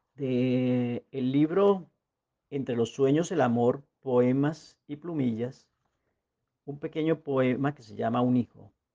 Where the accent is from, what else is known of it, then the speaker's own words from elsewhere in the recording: La Guajira, Colombia; moved away as an adult; now in Medellín, Colombia; Nací en Medellín un 18 de mayo, pero me crié o crecí en La Guajira, mi patria chica